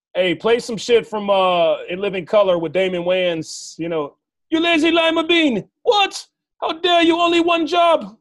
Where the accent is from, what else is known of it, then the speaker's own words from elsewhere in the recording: Arkansas, United States; now in California, United States; I'm from Arkansas